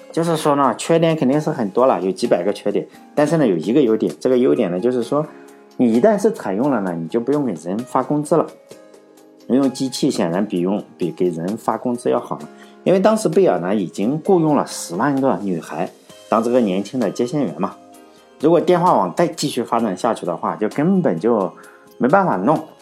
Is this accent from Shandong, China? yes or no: yes; Laiwu, Shandong, China; 像我老家是莱芜